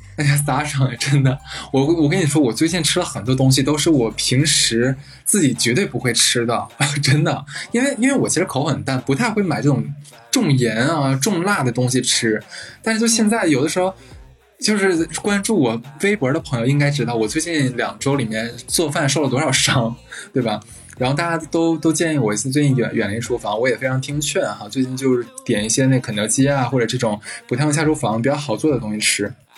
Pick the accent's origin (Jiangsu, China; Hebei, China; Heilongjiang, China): Heilongjiang, China; Harbin; moved away; 我的老家就是黑龙江省嘛，我们那边产榛子，所以从小我就是每年都是吃着榛子长大的